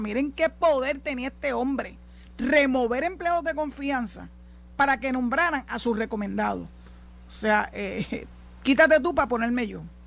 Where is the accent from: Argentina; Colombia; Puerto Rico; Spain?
Puerto Rico